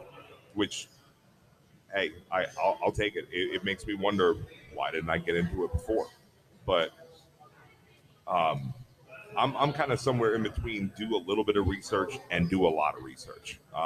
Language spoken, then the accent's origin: English; New Hampshire, United States; I was actually born and raised in New Hampshire